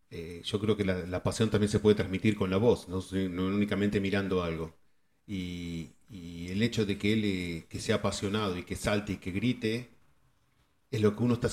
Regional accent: Argentina; moved away; cuando nosotros nos fuimos de Argentina, el canal que era de deportes era TIC Sports.

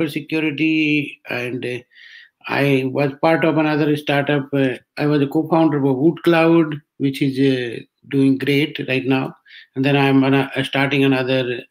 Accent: Rajasthan, India; moved away as an adult; also born or lived in Delhi / Bangalore / Ireland / Bay Area; I am from Rajasthan, basically born in a small village

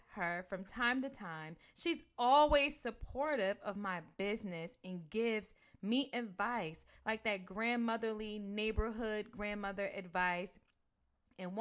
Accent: New Jersey, United States; I'm from Jersey

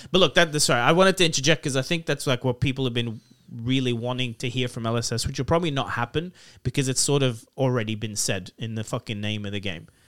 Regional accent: Lebanon; now in Sydney, Australia; I grew up in Lebanon, a real third world country

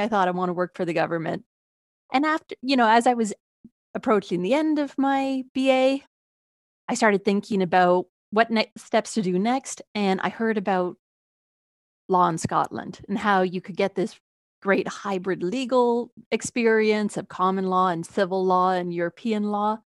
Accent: Toronto, Ontario, Canada; moved away; originally, I am from Toronto.

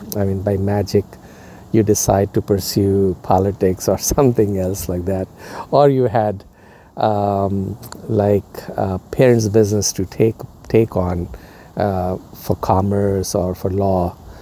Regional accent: India; moved away as an adult; now in United States; where I was growing up in India

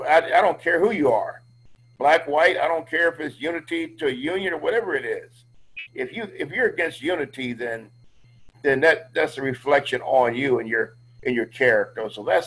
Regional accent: Canton, Ohio, United States; now in Atlanta, United States; I grew up with them in Canton, Ohio.

